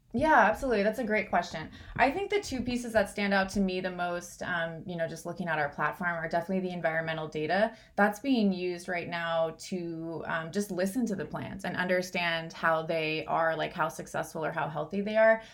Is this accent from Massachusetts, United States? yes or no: no; Southern California, United States; I grew up in Southern California